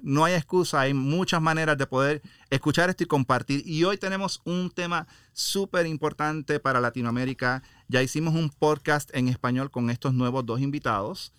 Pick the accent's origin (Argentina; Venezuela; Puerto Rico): Puerto Rico; moved away as an adult; now in Laredo, United States; yo soy puertorriqueño, he ah, criado en Puerto Rico más de 18 años y luego vine a Estados Unidos